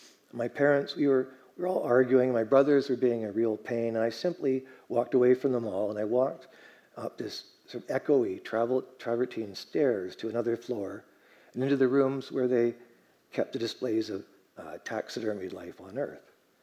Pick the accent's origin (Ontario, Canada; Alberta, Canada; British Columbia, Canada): British Columbia, Canada; Vancouver; also born or lived in Germany; Yeah, you know, I was born in Germany over at the base over there, and then more or less moved to Vancouver at the end.